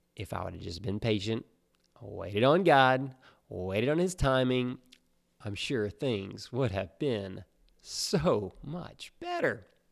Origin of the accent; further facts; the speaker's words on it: Alabama, United States; moved away as an adult; now in South Florida, United States; we grew up in Alabama